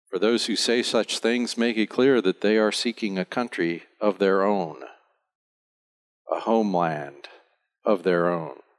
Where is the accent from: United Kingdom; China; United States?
United States; now in Bonaire; I'm an American